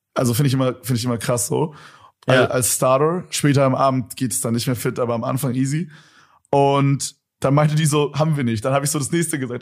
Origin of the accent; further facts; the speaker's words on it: Berlin, Germany; als Berliner